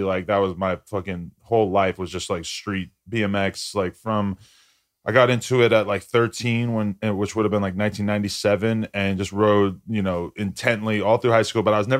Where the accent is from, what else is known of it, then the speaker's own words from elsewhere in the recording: Nashua, New Hampshire, United States; Nashua, New Hampshire.